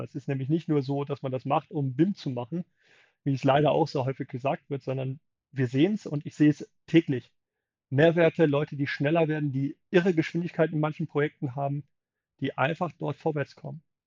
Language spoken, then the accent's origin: German; Germany; wir schauen als Deutsche auch sehr gerne drauf